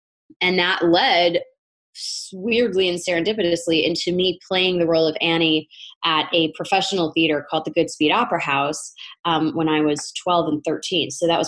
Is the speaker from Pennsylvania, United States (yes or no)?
no; Connecticut, United States; now in New York, United States; I'm from Northern Connecticut, and I've been living in the New York area for about 15 years.